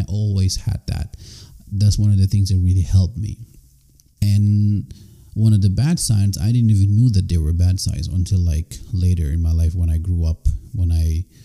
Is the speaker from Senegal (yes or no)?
yes; Senegal; moved away; also born or lived in Gambia; I was born in the Gambia, I was raised in Senegal